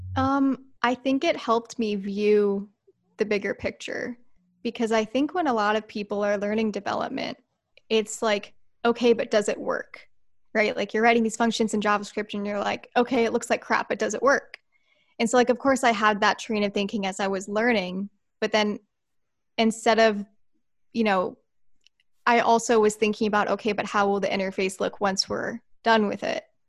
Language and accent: English; Santee, California, United States; I was born and raised right here in San Diego